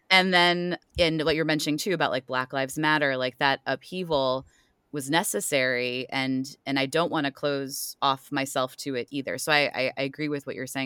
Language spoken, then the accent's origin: English; Ohio, United States; moved away; I'm also originally from the Midwest, well, Ohio